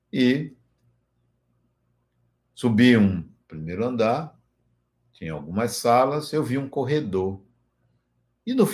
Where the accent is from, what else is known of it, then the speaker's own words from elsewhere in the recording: Ashfield, Massachusetts, United States; born there; also born or lived in Leipzig, Germany; Fui ao estado de Massachusetts, Massachusetts, fui à cidade onde nasci, Ashfield, fui à prefeitura, busquei registros, busquei informações